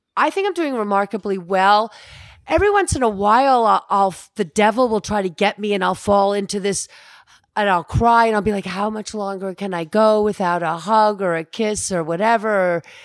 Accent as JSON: {"language": "English", "town": "Alpine", "country": "United States", "tie": "born or raised there", "said": "I was raised in Alpine"}